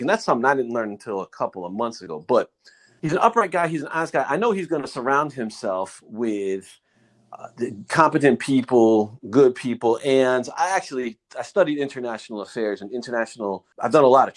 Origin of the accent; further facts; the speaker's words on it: New York, United States; I'm from New York